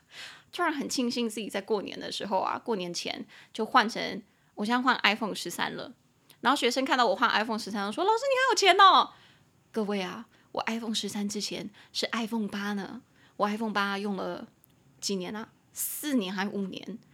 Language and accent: Chinese; Taiwan; 我们两个都是在台湾土生土长